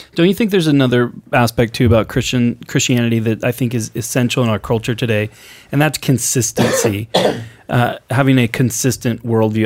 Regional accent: Portland, Oregon, United States; growing up on the West Coast, growing up in Portland, I, I saw virtually no racism growing up, going to high school in Portland.

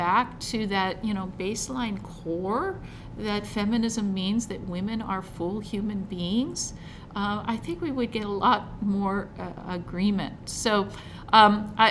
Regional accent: United States; I can only speak as an American

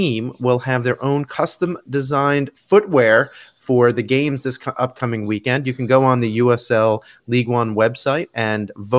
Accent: Long Island, New York, United States; I grew up on Long Island

